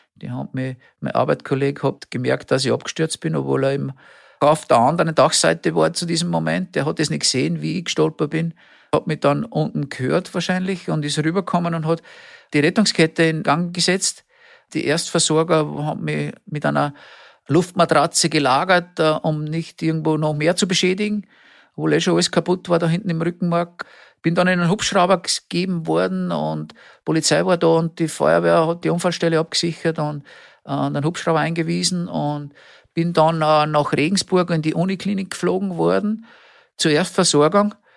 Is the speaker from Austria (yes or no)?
yes; Austria; Wir haben es so schön bei uns in Österreich